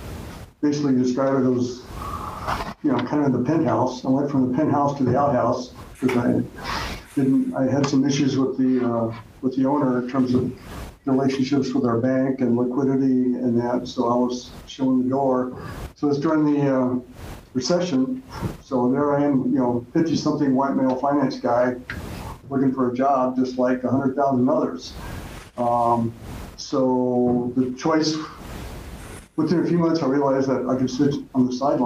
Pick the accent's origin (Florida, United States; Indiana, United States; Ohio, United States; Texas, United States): Indiana, United States; moved away as an adult; also born or lived in Chicago; Hoosier Methodist